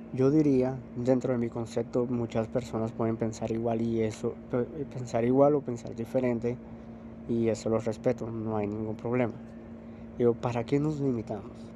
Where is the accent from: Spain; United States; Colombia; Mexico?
Colombia; soy de Colombia, soy colombiano.